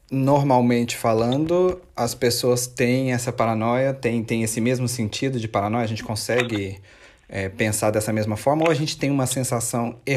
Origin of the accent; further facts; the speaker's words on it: Monte Carmelo, Minas Gerais, Brazil; eu sou natural de Minas, Minas Gerais, assim como a Renata também. Nós somos naturais da cidade de Monte Carmelo